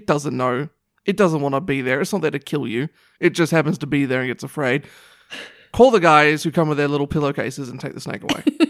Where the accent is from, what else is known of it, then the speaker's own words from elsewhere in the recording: New Zealand; Although it would have been fitting being a Kiwi for me to be a sheep, I suppose.